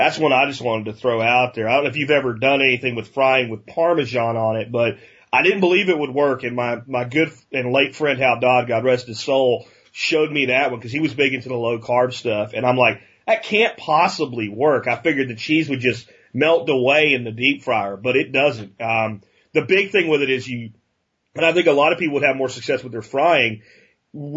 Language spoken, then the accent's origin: English; Pennsylvania, United States; Growing up in Pennsylvania in August when the harvest was heavy from the zucchini, it was a small town